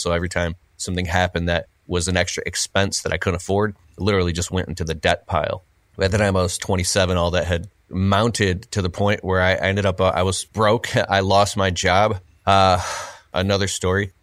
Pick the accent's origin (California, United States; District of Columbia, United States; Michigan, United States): Michigan, United States; I'm from Michigan, and my uncles and people would tell, "Oh, you gotta get a job at the big three, Ford, G M, Chrysler."